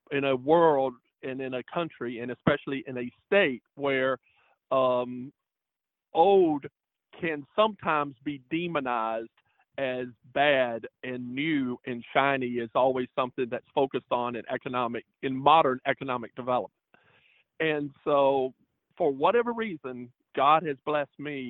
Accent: Prosperity, South Carolina, United States; also born or lived in New York; the buildings I grew up with had been lost, and they were the identifiers for me, for town

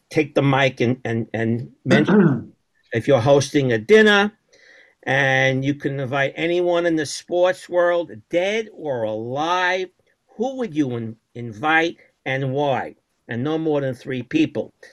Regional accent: Brooklyn, New York, United States; I'm from Brooklyn.

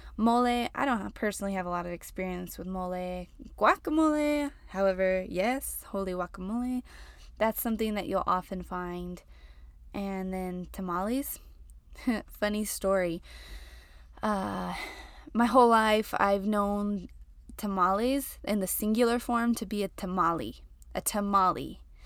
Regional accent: New Mexico, United States; now in El Paso, United States; So, I live in El Paso, which is like New Mexico, Texas, Mexico all combined, and I'm from New Mexico.

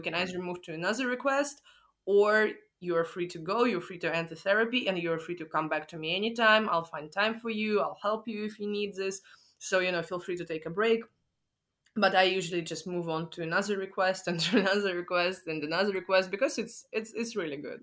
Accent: Moscow, Russia; I'm from Moscow

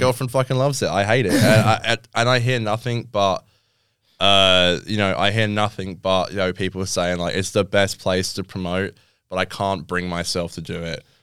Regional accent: England, United Kingdom; now in Australia; I'm English

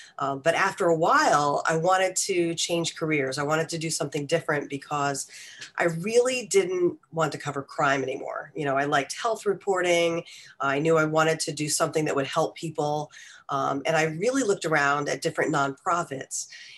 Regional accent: White Plains, New York, United States; also born or lived in Ithaca, New York; Well, I am originally from White Plains, New York, and I went to Ithaca College in Ithaca, New York, about 4 hours north of that.

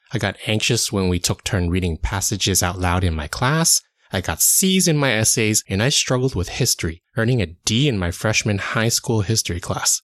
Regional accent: United States; I was born and raised in the United States

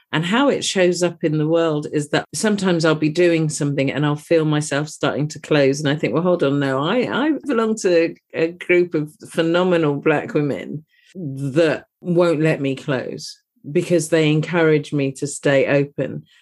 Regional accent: United Kingdom; You can possibly tell from my accent that I'm from across the pond.

